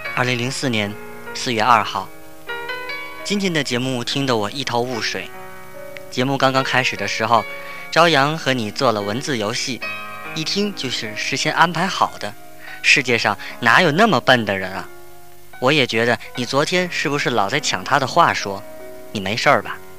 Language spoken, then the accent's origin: Chinese; Tianjin, China; 我也是天津人